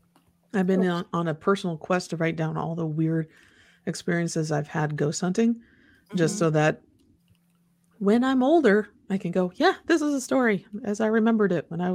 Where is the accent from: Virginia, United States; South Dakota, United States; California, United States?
Virginia, United States; moved away as an adult; now in Waynesville, United States; My husband, Andy, was transferred to Ohio in 2009, so we left my home state of Virginia and moved to Waynesville, Ohio.